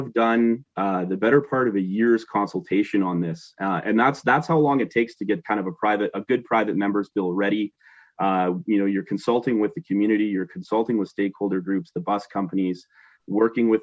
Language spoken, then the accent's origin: English; Northern Ontario, Canada; moved away as an adult; growing up in Northern Ontario, you know, we've been down in the region here about 10 years now